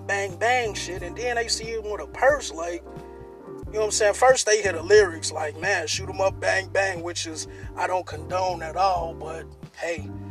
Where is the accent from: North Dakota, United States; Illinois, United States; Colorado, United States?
Illinois, United States; Chicago; I'm from a pretty rough place. I'm from Inglewood. You know what I'm saying? A place on the south side of Chicago.